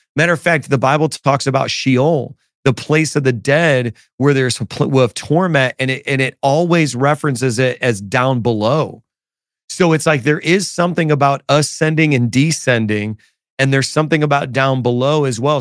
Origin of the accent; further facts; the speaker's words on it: Chicago, Illinois, United States; now in New York City, United States; I'm originally from Chicago area